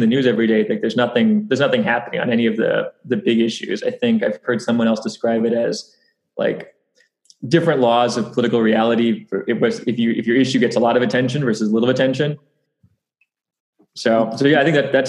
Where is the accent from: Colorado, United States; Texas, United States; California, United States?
Texas, United States; Houston; I grew up in Houston, Texas, down in the Clear Lake area, kind of where NASA is